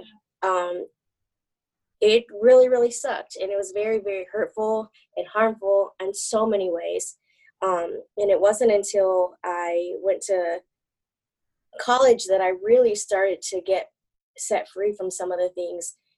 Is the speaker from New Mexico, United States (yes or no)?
no; Michigan, United States; also born or lived in Texas; I was born in Texas but raised in Michigan